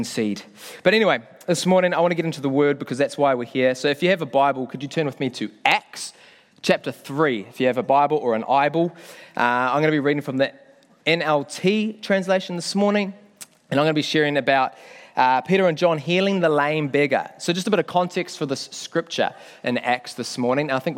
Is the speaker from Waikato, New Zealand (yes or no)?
yes; Whangamata, Waikato, New Zealand; moved away as an adult; now in Auckland, New Zealand; I'm proud to say I'm not an Aucklander. I come from Whangamata, grew up down in the Coromandel.